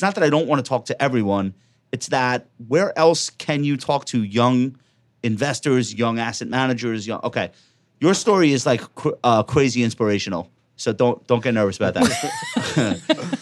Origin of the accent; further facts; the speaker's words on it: New York, United States; I'm a New Yorker